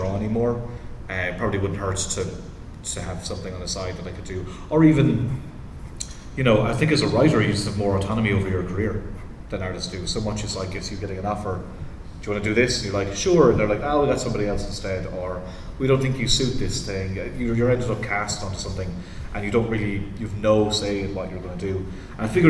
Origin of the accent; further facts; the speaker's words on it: Ireland; where I grew up in Ireland